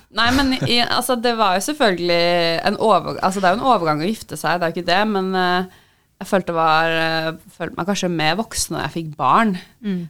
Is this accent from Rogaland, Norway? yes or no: no; Oslo, Norway; moved away; jeg kommer fra Oslo, som er Norges største